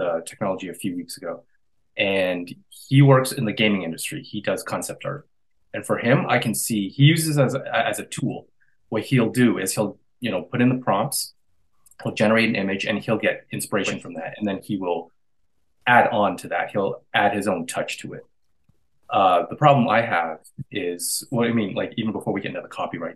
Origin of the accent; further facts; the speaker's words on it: Canada; I'm a Canadian artist